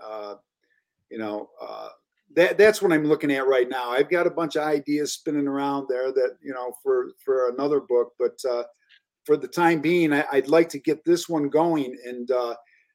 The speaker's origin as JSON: {"language": "English", "town": "Elmira", "region": "New York", "country": "United States", "tie": "born or raised there", "said": "I grew up in Elmira."}